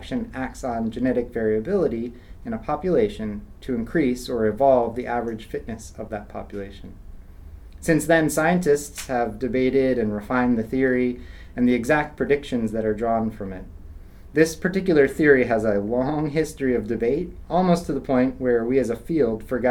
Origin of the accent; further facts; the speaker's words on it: Central Virginia, United States; moved away as an adult; also born or lived in Riverside, California / Aberdeen, Scotland; now in Auburn, United States; I grew up in Central Virginia